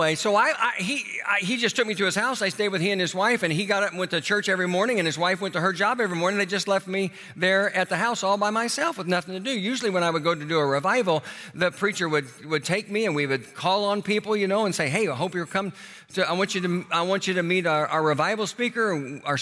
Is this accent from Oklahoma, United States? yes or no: yes; Tulsa, Oklahoma, United States; moved away as an adult; I flew to Tulsa, my hometown